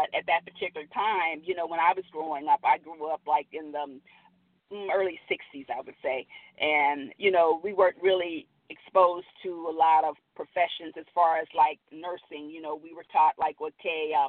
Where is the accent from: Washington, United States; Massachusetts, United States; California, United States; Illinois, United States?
California, United States; Los Angeles; also born or lived in Midwest; I grew up in South Central Los Angeles.